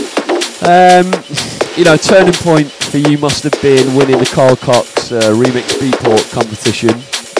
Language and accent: English; United Kingdom; accent: Northern; the Southerners don't like to hear my Northern accent too much.